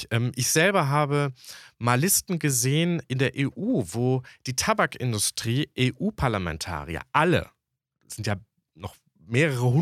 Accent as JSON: {"language": "German", "region": "West Germany", "country": "Germany", "tie": "born or raised there", "said": "weil ich bin ja tatsächlich äh, in Westdeutschland aufgewachsen, aber meine Familie war in Ostdeutschland."}